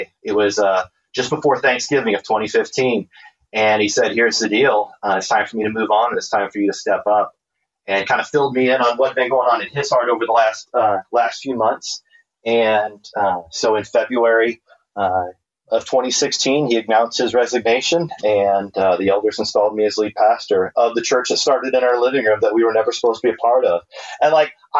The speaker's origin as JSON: {"language": "English", "region": "Iowa", "country": "United States", "tie": "born or raised there", "moved": "as an adult", "lives_now": "Arizona, United States", "said": "I grew up in Iowa, went to Iowa State, majored in electrical engineering"}